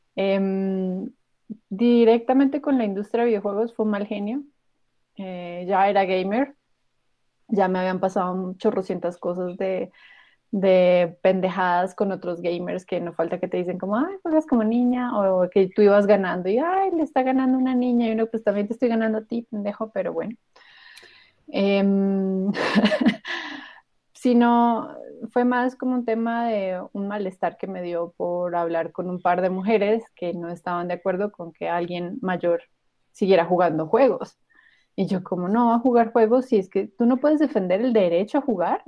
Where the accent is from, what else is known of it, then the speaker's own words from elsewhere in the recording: Colombia; lo que hago es advocacy en mi país con el interés de fomentar la industria de desarrollo de videojuegos en Colombia